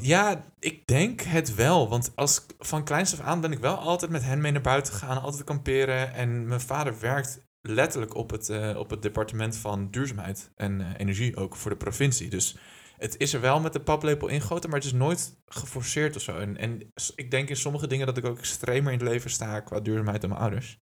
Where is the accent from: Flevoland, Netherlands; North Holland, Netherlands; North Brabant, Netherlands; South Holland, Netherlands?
Flevoland, Netherlands; Lelystad; moved away as an adult; Ik ben geboren en getogen in het alomvattende, weloverwogen Lelystad